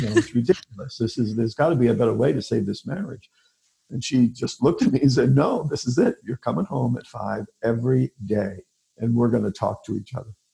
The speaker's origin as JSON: {"language": "English", "region": "New York", "country": "United States", "also_born_or_lived": "Pennsylvania / Columbus, Ohio", "moved": "as an adult", "lives_now": "Omaha, United States", "said": "I'm originally from New York"}